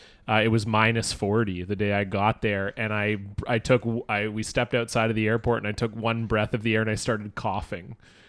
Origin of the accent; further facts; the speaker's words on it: Ontario, Canada; now in Vancouver, Canada; Growing up in Ontario